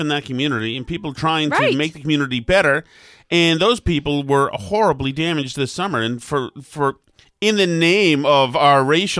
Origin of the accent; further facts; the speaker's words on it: Winchester, Massachusetts, United States; I was from Winchester